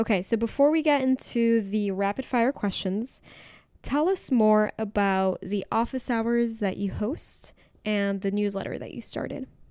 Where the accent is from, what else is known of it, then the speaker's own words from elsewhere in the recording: Mexico; I'm from Mexico